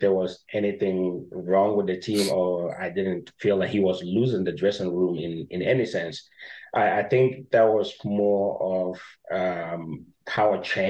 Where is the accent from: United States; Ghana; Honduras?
Ghana; I was born and raised in Ghana